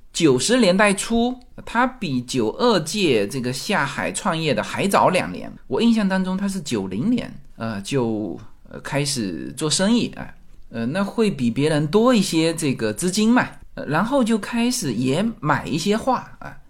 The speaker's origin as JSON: {"language": "Chinese", "country": "China", "said": "我们中国人"}